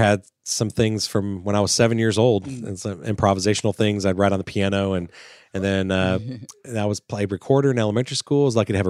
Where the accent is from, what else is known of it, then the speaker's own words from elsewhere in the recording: Florida, United States; I grew up in Florida